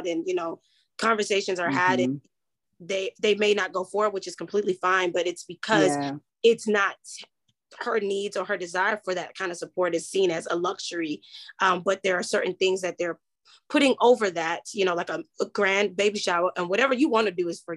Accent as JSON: {"language": "English", "country": "Nigeria", "said": "being Nigerian"}